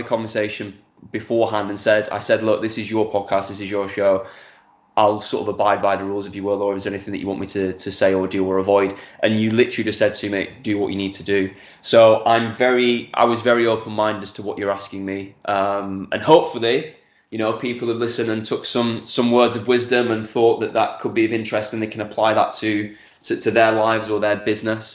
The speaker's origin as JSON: {"language": "English", "town": "Accrington", "region": "North West England", "country": "United Kingdom", "tie": "born or raised there", "also_born_or_lived": "Clitheroe", "lives_now": "Manchester, United Kingdom", "said": "Accrington is my hometown. Lived there up until the age of 40"}